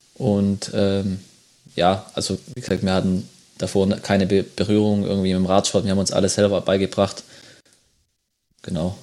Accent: home village near Braunschweig, Lower Saxony, Germany; bei uns zwei Kilometer von unserem oder von meinem Heimatdorf entfernt

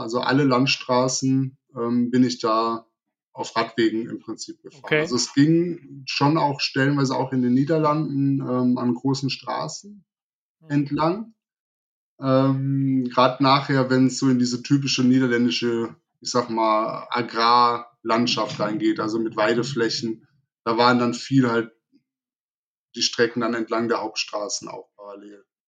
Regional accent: Wuppertal, North Rhine-Westphalia, Germany; Wuppertal, also in meine Heimatstadt

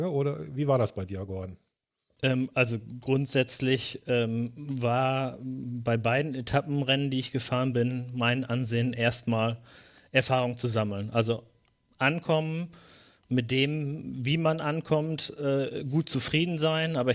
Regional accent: North Rhine-Westphalia, Germany; ich komme aus der Region von Mr. Wade und Reini und Björn, aus dem, also aus der Region vom Teutoburger Wald

